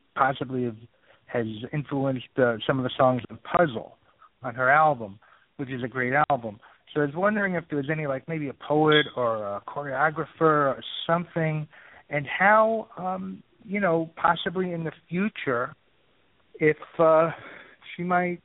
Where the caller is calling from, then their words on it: New York City, New York, United States; I'm calling from Brooklyn